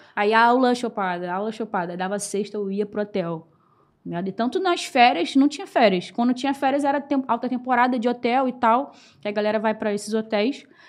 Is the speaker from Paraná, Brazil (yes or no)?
no; Rio de Janeiro, Brazil; sou lá da Ilha do Governador, tenho 28 anos